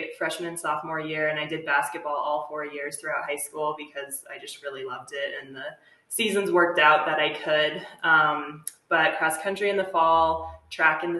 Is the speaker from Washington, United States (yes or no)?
no; Littleton, Colorado, United States; also born or lived in Fort Collins, Colorado; I was born and raised in Littleton, Colorado, which is just a little bit south of here in Fort Collins, the suburb of Denver